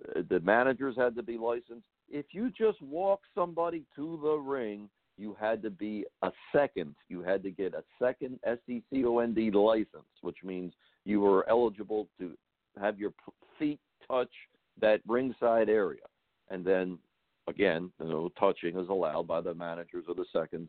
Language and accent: English; Baltimore, Maryland, United States; Where I grew up in Baltimore